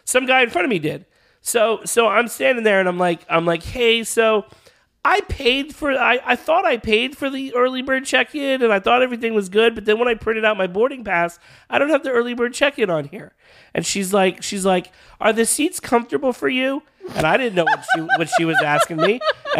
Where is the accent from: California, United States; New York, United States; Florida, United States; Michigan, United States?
Florida, United States; I'm from Florida.